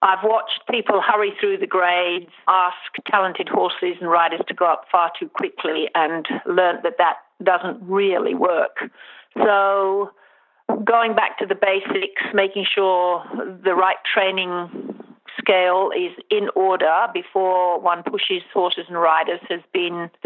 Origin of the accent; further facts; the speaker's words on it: Jamaica; I was born and brought up in Jamaica, and we lived on a farm